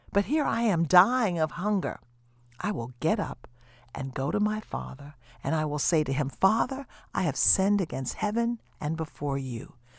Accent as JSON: {"language": "English", "region": "the South", "country": "United States", "tie": "born or raised there", "said": "I grew up in the South, and I know what feeding the pigs, slopping the hogs is all about."}